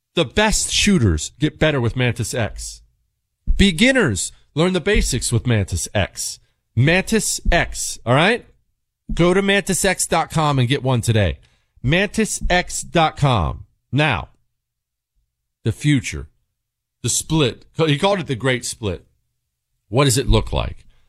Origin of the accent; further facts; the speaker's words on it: Montana, United States; I grew up in Montana.